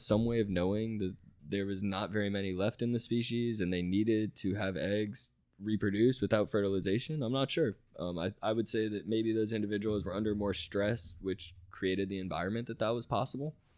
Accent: Tampa, Florida, United States; I'm from Tampa Bay, you know, I, I grew up doing a bunch of wading, bunch of, you know, flats fishing in Tampa Bay

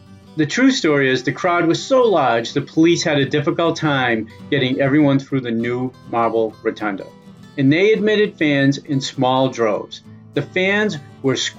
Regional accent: Cambridge, Massachusetts, United States; I'm from Cambridge, Mass., and I grew up following the Red Sox

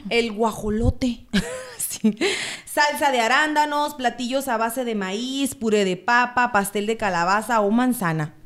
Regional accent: Sonora, Mexico; moved away as an adult; now in United States; yo soy de Sonora

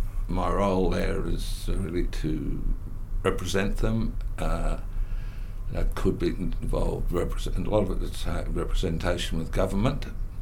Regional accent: Sydney, New South Wales, Australia; I was born in Sydney. My mother was born in Sydney, but had lived in the bush in New South Wales.

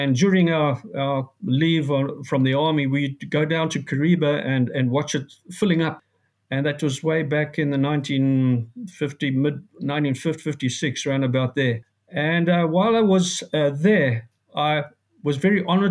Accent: Zambia; also born or lived in Johannesburg, South Africa; now in South Africa; memories I had of growing up in Northern Rhodesia

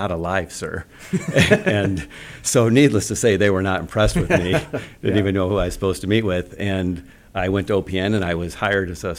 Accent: Fairfax, United States; I grew up in Fairfax, and my father worked at the bank there for well over a decade

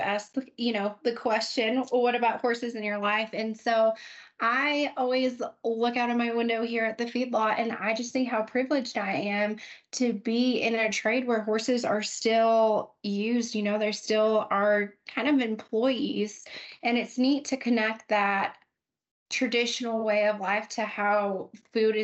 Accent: New Mexico, United States; moved away as an adult; now in Amarillo, United States; growing up in New Mexico, we don't have a huge ag sector

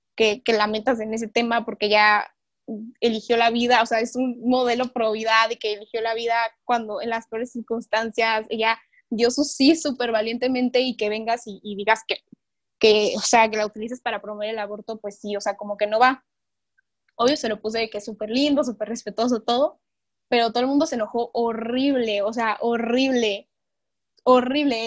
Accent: Mexico; also born or lived in Chiapas / Monterrey; soy mexicana, tengo 18 años

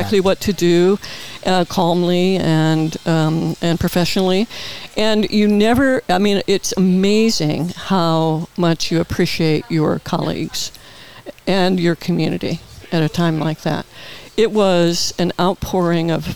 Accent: Peoria, Illinois, United States; moved away as an adult; now in Palm Springs, United States; in the Midwest, you know, I was born and raised there

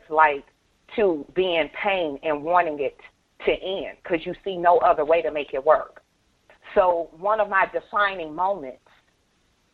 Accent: Louisiana, United States; I'm from Louisiana

